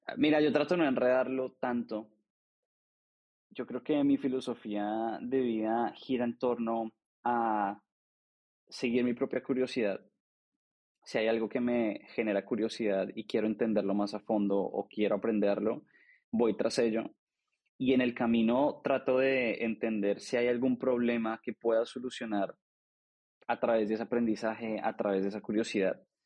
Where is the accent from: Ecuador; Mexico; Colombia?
Colombia; Bogotá; nací en Colombia, soy colombiano, nací en Bogotá. Em, estudié administración de empresas en Colombia